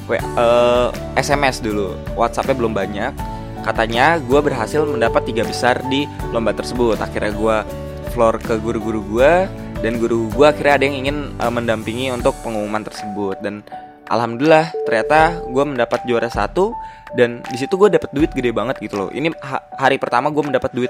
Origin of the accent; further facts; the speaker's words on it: Depok, West Java, Indonesia; Oh ya gue dari Depok, asal gue ya seperti tadi gue bilang